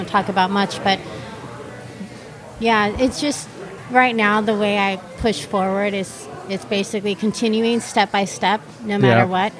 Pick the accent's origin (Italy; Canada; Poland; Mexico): Mexico; Baja California; moved away; also born or lived in Chihuahua, Mexico; grew up, half of my childhood was in Baja California, which is Mexico, not the actual California where the beach is